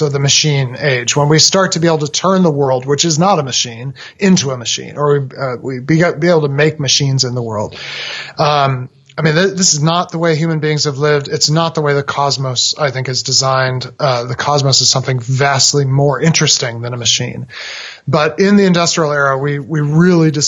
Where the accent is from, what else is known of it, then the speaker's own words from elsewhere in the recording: Massachusetts, United States; I was a boy growing up in Massachusetts